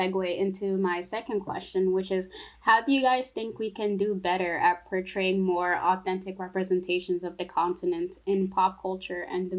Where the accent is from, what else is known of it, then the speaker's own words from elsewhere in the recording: Togo; now in United States; because I'm from Togo, and like, you know, I have family, all my family back there